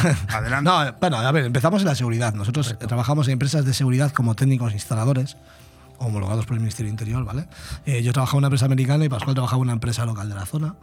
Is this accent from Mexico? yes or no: no; Vigo, Galicia, Spain; moved away as an adult; now in Benidorm, Spain; soy de Vigo, nacido en Vigo, pero con 18 años me vine a Benidorm y resido en Benidorm desde los 18